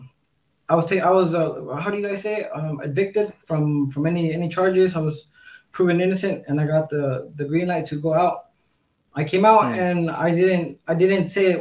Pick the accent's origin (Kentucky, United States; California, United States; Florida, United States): California, United States; Southern; now in Mexico; I grew up in California, Southern California